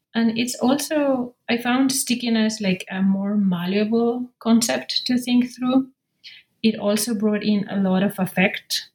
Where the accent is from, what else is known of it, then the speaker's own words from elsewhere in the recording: Madrid, Community of Madrid, Spain; born and raised in Madrid, in the capital of Spain